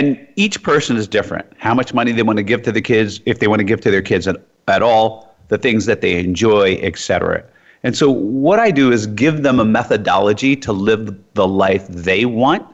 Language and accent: English; Jersey City, New Jersey, United States; moved away as an adult; also born or lived in Iowa / New York / U.S. Virgin Islands; I grew up in Jersey City, New Jersey.